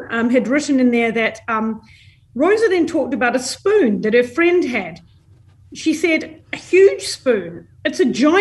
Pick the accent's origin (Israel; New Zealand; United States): New Zealand; Christchurch, Canterbury; moved away as an adult; also born or lived in London, United Kingdom; now in Melbourne, Australia; I was born and bred in Christchurch